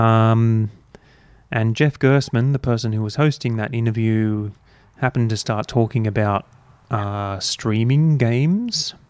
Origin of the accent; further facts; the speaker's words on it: Australia; as Australian gamers who never experienced this console to begin